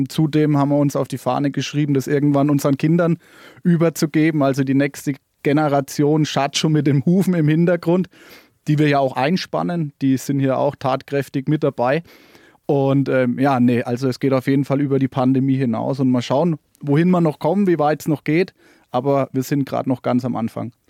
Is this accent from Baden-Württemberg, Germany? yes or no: no; Bavaria, Germany; accent: Franconian; dass wir, dass wir definitiv Franken sind. Ich glaube, man hört es auch gut an unserem Dialekt. Ähm, das Hochdeutsch bekommt uns nicht ganz so. Und ja, wir lieben unsere Region